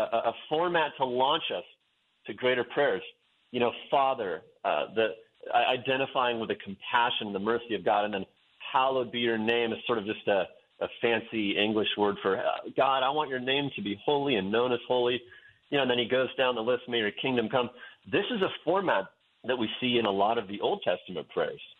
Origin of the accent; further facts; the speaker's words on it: Western Oregon, United States; moved away as an adult; also born or lived in Wyoming; I grew up in Western Oregon in a in a town that's known as the Amsterdam of America